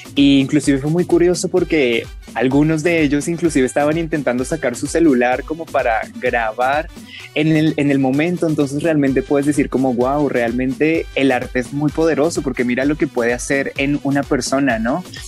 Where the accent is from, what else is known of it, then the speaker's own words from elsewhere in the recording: Colombia; como ciudadanos colombianos que somos